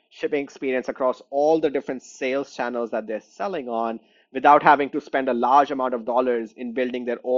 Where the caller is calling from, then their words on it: Chicago, Illinois, United States; And I'm calling in from Chicago.